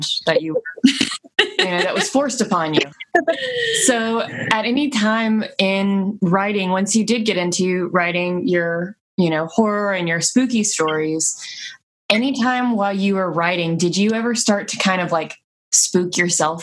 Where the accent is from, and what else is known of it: New Orleans, Louisiana, United States